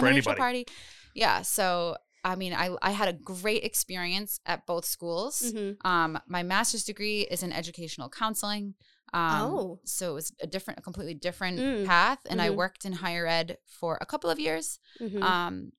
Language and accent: English; Providence, Rhode Island, United States; Providence. I grew up on Charles Street.